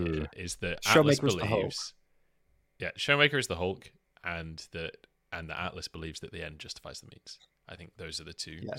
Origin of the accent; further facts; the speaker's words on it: England, United Kingdom; When they realize that I'm English in Chinese solo queue, they stopped typing in Chinese and would call me dog.